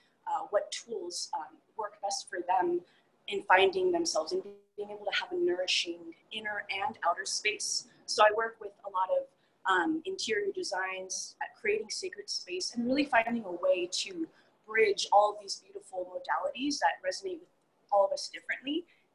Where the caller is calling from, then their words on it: Manitou Springs, Colorado, United States; So I'm here in Manitou Springs, Colorado, and my business is Reiki Womb.